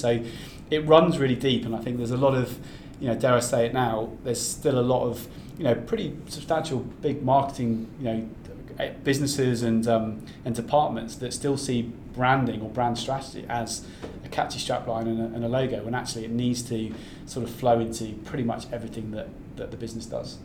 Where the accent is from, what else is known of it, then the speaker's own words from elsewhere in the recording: North Devon, South West England, United Kingdom; moved away; also born or lived in Australia; I'm from I'm from the West Country originally, I'm from North Devon